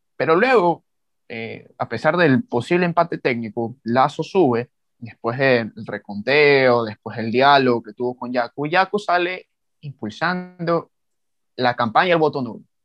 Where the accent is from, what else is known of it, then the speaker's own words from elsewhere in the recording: Ecuador; joven ecuatoriano